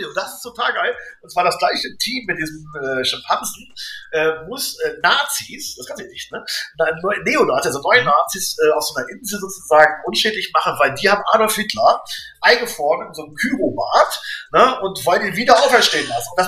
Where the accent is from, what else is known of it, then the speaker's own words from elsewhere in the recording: Braunschweig, Lower Saxony, Germany; Wir sind im Braunschweig groß geworden, Rand, Randgebiet, äh, Zonenrandgebiet und das war hier alles grau und grau.